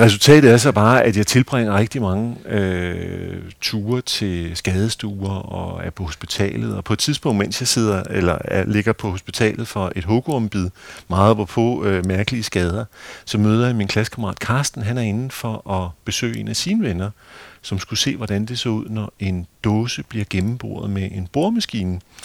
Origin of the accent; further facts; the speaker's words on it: Hvidovre, Capital Region of Denmark, Denmark; Hvidovre Havn, hvor jeg er vokset op